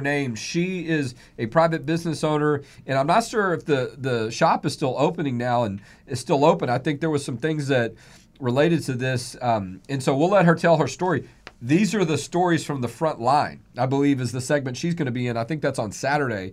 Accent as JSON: {"language": "English", "region": "Texas", "country": "United States", "said": "I'm fifth generation Texan"}